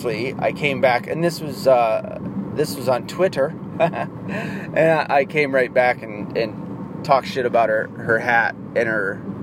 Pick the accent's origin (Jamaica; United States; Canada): United States; the South; I'm from the South